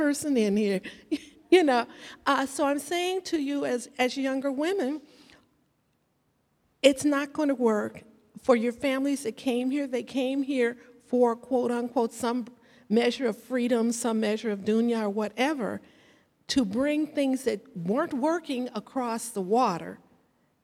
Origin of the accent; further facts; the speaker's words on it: United States; I was born and raised right here in this country